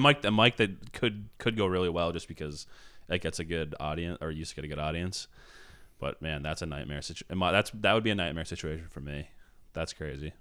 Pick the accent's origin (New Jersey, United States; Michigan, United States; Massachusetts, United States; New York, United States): Massachusetts, United States; Billerica; also born or lived in South Boston; my parents just came to see me the first time in my hometown. I had a show in Billerica